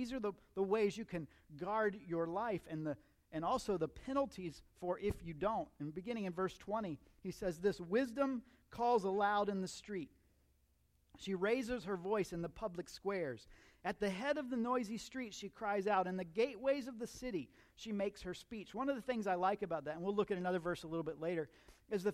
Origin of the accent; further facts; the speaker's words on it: Central Florida, United States; I grew up in Central Florida